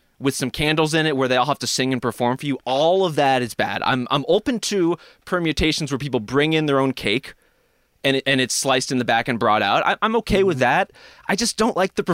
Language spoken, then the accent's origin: English; Texas, United States; my hometown in Texas